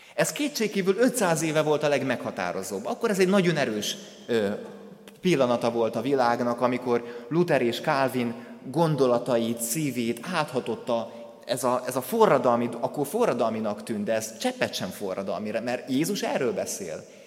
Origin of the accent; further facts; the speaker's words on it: Kondoros, Békés, Hungary; moved away; az a templom, ahonnan én származom, a Békés megyei Kondorosnak az evangélikus temploma